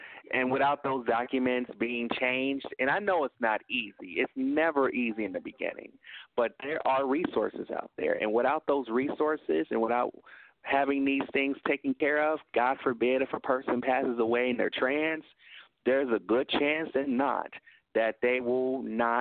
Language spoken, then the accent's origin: English; Tennessee, United States; now in Illinois, United States; I'm from Tennessee.